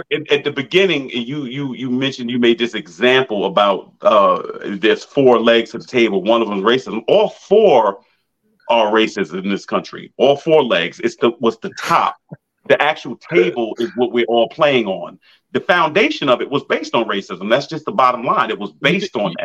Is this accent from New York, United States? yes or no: yes; Massapequa, New York, United States; I grew up in Massapequa, Long Island